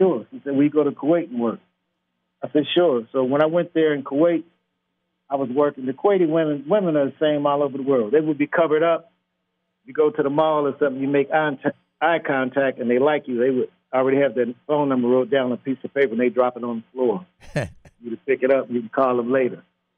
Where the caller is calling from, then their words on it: Cali, Valle del Cauca, Colombia; I'm calling from Cali, Colombia. I live in Colombia now.